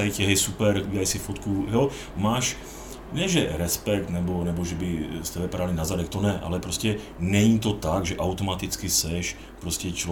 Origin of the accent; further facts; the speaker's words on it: Ostrava, Moravian-Silesian Region, Czechia; Já si připadám, že jsem z Ostravy, takže máme takzvaný